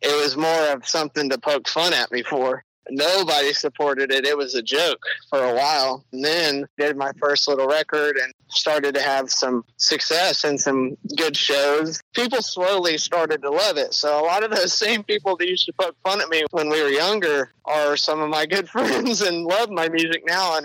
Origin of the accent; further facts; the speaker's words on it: Willis, Texas, United States; I grew up in Willis on the north end of Lake Conroe, not too far from you